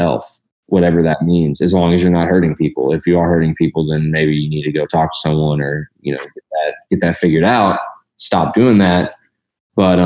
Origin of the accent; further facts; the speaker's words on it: Louisville, Kentucky, United States; I grew up in Louisville